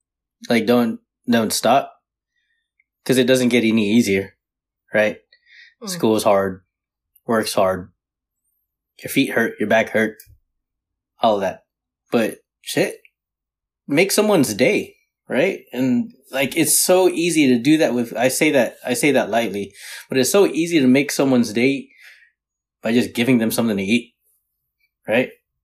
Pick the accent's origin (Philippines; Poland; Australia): Philippines; You know, being Filipino. Right, mm-hmm. The party is surrounded around the food, right?